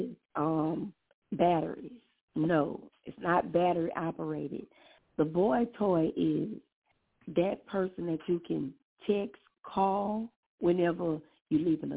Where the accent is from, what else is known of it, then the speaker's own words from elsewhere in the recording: Hammond, Louisiana, United States; I'm from Louisiana, Hammond, Louisiana, to be exact